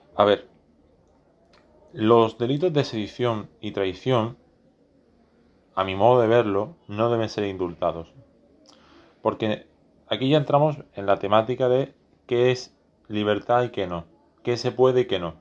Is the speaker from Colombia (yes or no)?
no; Spain; no soy catalán, soy español